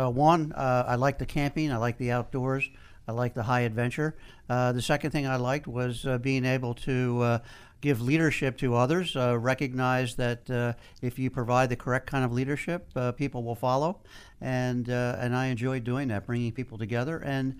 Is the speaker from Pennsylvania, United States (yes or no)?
yes; Philadelphia, Pennsylvania, United States; now in Washington, United States; Originally from Philadelphia and been in D.C. for 35 years.